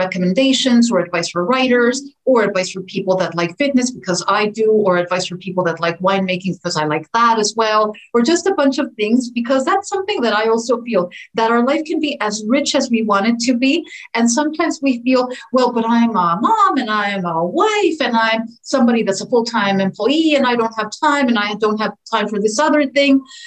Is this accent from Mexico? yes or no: yes; Mexico City, Mexico; born or raised there; moved away as an adult; also born or lived in Puerto Rico / Philadelphia / Seoul; now in Los Angeles, United States